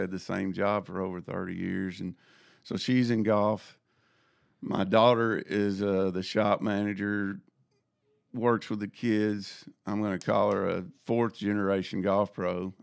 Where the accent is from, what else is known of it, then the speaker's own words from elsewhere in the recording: Jackson, Tennessee, United States; I grew up in Jackson, Tennessee.